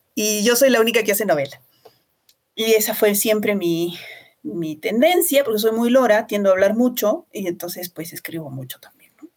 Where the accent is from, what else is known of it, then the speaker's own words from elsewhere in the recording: Arequipa, Peru; una sociedad que es tremendamente conservadora como la arequipeña. Nuestra ciudad es una de las más conservadoras del Perú